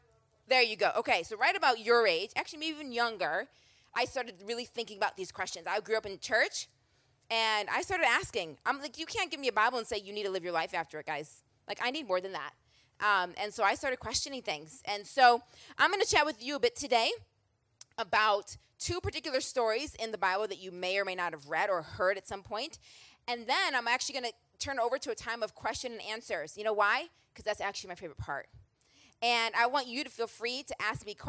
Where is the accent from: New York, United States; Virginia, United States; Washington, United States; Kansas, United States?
New York, United States; Rochester; also born or lived in Philadelphia, Pennsylvania / Boston, Massachusetts; now in Atlanta, United States; born and raised in Rochester, New York